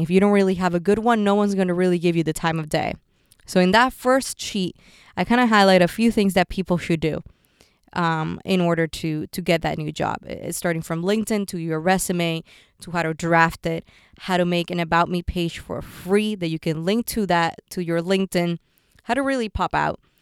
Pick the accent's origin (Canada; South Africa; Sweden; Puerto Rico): Puerto Rico; moved away; also born or lived in San Francisco / New York; I grew up in Puerto Rico